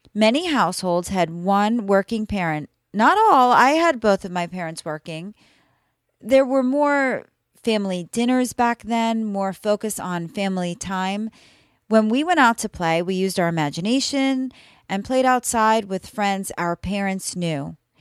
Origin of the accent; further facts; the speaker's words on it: New York, United States; now in Florida, United States; I currently live in Florida, but I was raised in New York